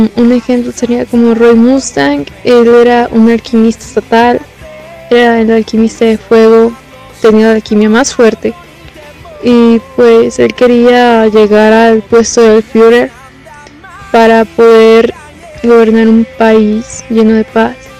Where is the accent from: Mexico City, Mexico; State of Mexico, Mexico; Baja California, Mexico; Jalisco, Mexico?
Jalisco, Mexico; Guadalajara; soy de Guadalajara y tengo 18 años